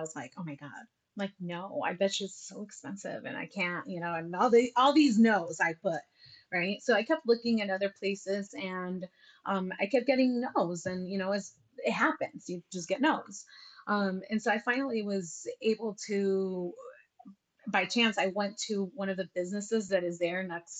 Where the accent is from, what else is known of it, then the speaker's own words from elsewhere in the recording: United States; Growing up in the United States and being a Latina, or just a first gen immigrant child, right?